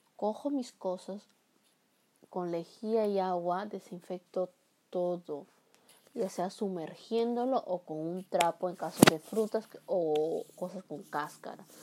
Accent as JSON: {"language": "Spanish", "country": "Peru", "said": "mi país, que es Perú"}